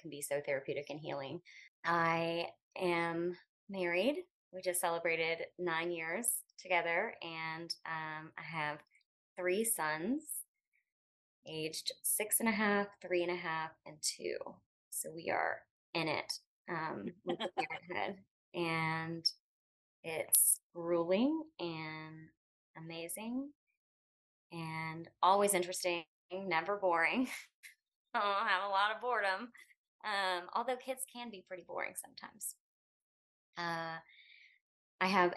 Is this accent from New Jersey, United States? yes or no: no; Pensacola, Florida, United States; moved away; I'm a native to Pensacola. I've lived a few other places and landed here